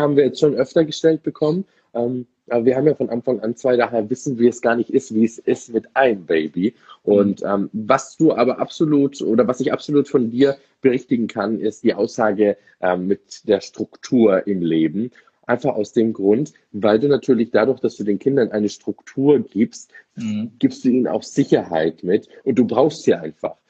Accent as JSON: {"language": "German", "town": "Munich", "region": "Bavaria", "country": "Germany", "said": "Ich bin ja ah. was echter Münchner Bayer"}